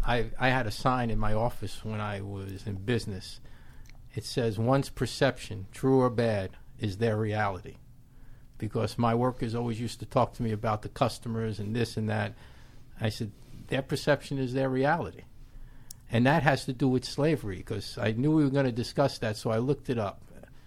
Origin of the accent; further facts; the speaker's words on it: New York City, New York, United States; you can tell by my voice I'm from the Bronx and I didn't have the highest education